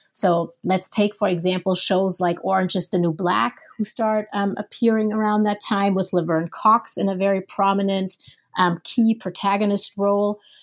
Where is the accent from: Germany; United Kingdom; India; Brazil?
Germany; moved away as an adult; also born or lived in Minneapolis, United States; I'm originally from Germany